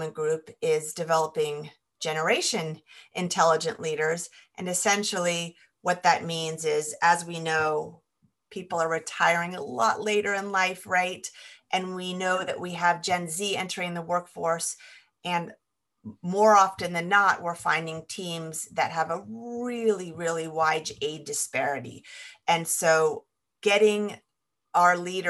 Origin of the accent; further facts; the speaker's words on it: California, United States; moved away as an adult; I grew up in California and now I've ended up back in California